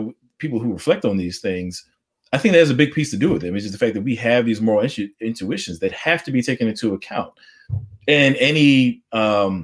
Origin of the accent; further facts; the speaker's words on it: United States; I'm an African-American, I'm an American.